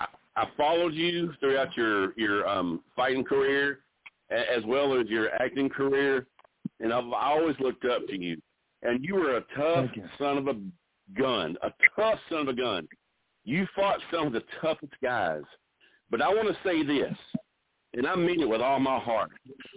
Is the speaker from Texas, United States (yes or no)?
yes; Odessa, Texas, United States; I mean, you know where Odessa is. Yeah, that's where I was born.